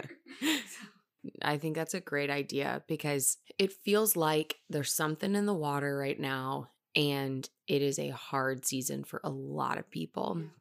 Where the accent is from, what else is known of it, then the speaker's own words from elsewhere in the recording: Texas, United States; We're two friends from Texas